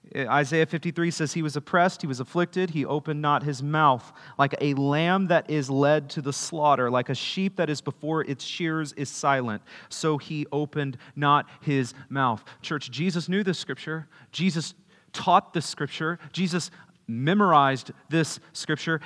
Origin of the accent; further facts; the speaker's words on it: Kerrville, Texas, United States; I was born in Kerrville